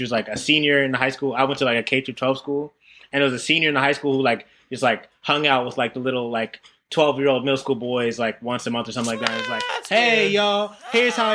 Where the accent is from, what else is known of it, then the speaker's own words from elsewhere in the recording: New Haven, Connecticut, United States; I'm from New Haven, Connecticut, and I went to like this like kind of white private school